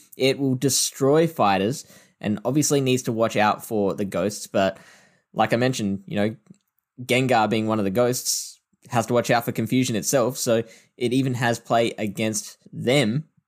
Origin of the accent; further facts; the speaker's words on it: Adelaide, South Australia, Australia; I am from Adelaide